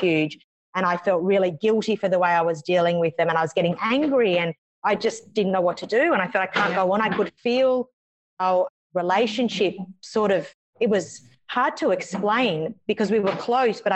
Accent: Canberra, Australian Capital Territory, Australia; now in Melbourne, Australia; So I'm from Australia. I live in a city called Melbourne, originally from another city called Canberra

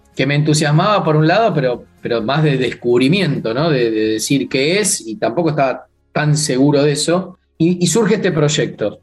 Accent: Buenos Aires, Argentina; Crecí en una familia de clase media, digamos, de aquí

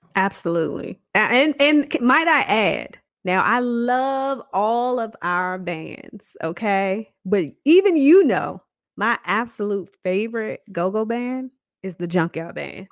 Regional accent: Washington, District of Columbia, United States; I was born and raised in Southeast Washington, D C

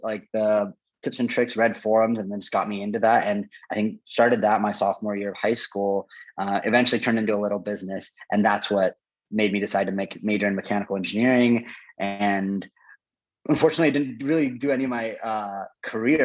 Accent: Portland, Oregon, United States; also born or lived in Gainesville, Florida; the majority of my formative life before college, all in Portland, Oregon. So grew up there. I associate Portland with like my hometown

